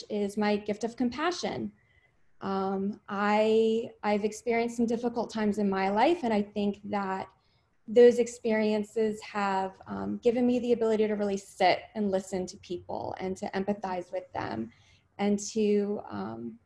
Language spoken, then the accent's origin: English; Maryland, United States; now in California, United States; I was born and raised in Maryland, but I definitely consider California home